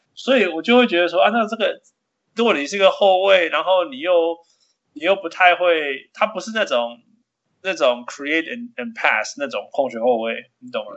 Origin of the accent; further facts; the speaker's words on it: Canada; 他就是我们加拿大人